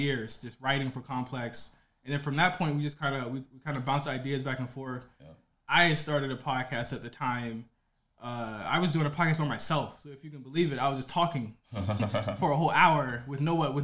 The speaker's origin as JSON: {"language": "English", "region": "Virginia", "country": "United States", "said": "I'm from Virginia, and I went to school in Richmond"}